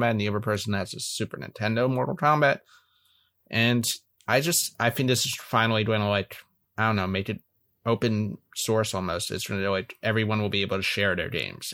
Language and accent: English; Philadelphia, Pennsylvania, United States; moved away; I stay in my hometown of Philly every year for Christmas